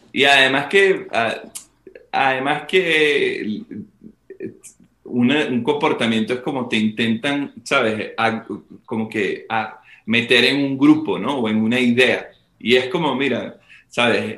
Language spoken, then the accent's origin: Spanish; Venezuela; desde nuestra posición como, como venezolanos